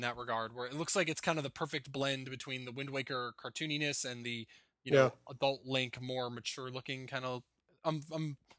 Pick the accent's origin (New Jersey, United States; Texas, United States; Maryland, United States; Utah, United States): New Jersey, United States; Well, I'm from New Jersey, and like before I moved to Florida, 30 degrees wasn't that cold